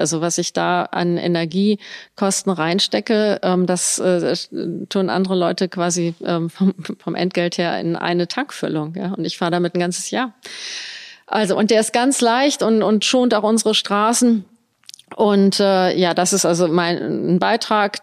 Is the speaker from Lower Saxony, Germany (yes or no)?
yes; Göttingen, Lower Saxony, Germany; moved away as an adult; also born or lived in Bonn; now in Koblenz, Germany; Ich bin in Göttingen geboren und da auch zur Schule gegangen bis zum Abitur.